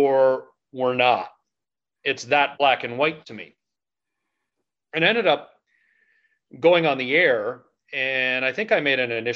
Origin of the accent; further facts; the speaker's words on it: Oakville, Ontario, Canada; also born or lived in Ottawa; I was born in Oakville, so born and raised in Oakville, born in 79.